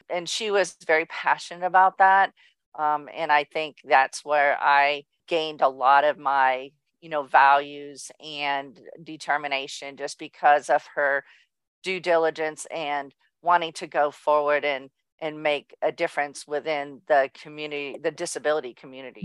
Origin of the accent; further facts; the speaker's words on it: Southern California, United States; also born or lived in Orange, California / Mission Viejo, California; born and raised in Southern California in a small town and Orange and then moved to Mission Viejo